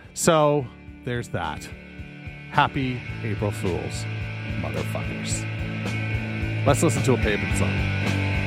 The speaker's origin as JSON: {"language": "English", "country": "Canada", "said": "I'm Canadian"}